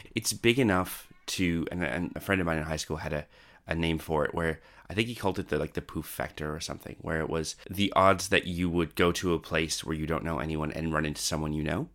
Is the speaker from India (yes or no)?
no; Canada; now in Australia; I was originally from Canada and came over to Australia